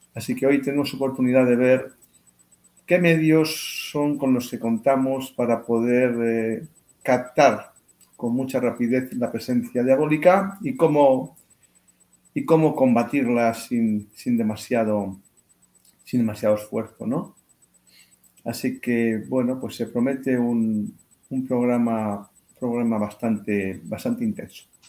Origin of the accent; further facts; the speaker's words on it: Spain; mi país